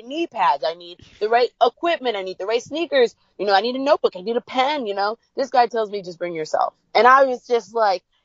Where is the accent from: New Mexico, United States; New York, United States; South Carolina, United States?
New York, United States; New York City; growing up in New York, the Bronx, we weren't allowed to play outside much.